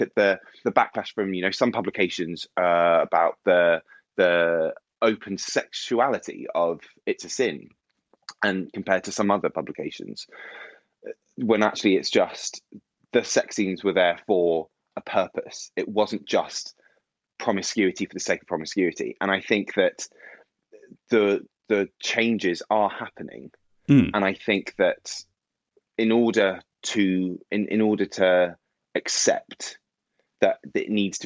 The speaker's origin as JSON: {"language": "English", "town": "Bournemouth", "region": "South West England", "country": "United Kingdom", "tie": "born or raised there", "said": "So I grew up just outside of Bournemouth, which is on the south coast of England."}